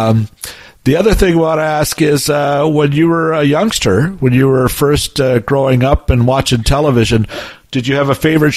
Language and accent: English; Toronto, Ontario, Canada; when I grew up in Toronto, the CFTO had the Flintstones on at noon